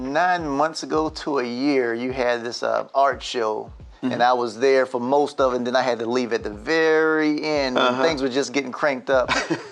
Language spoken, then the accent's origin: English; Southeast Georgia, United States; I'm from Southeast Georgia, mm-hmm. and there aren't a whole lot of economic development people that look like myself.